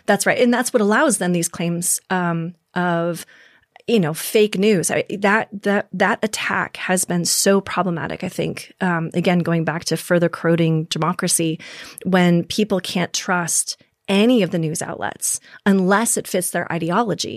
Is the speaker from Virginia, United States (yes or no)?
no; Minnesota, United States; moved away; also born or lived in South Dakota; Minnesota, for example, was my home state.